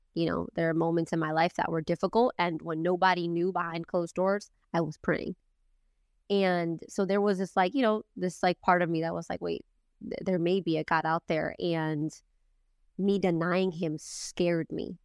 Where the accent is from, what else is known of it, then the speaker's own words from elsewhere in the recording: Boston, Massachusetts, United States; I grew up in Boston